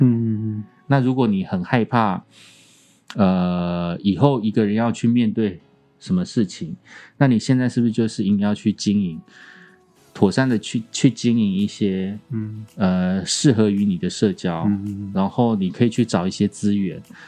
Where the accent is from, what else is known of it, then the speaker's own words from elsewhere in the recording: Kaohsiung, Taiwan; moved away; 我隔了四十年吧，哎，三十几年，再次回到高雄